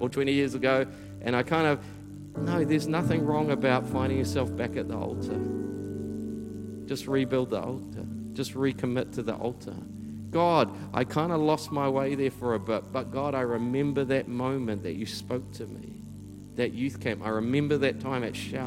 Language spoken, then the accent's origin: English; Taranaki, New Zealand; also born or lived in Auckland; my hometown in Taranaki